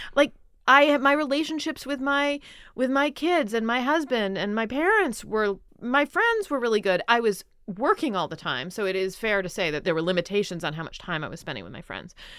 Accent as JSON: {"language": "English", "town": "Philadelphia", "region": "Pennsylvania", "country": "United States", "tie": "born or raised there", "said": "I grew up in Philadelphia."}